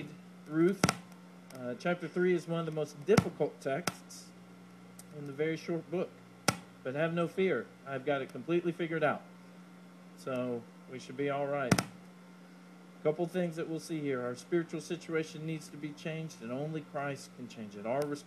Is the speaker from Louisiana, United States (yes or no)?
yes; Leesville, Louisiana, United States; growing up in Leesville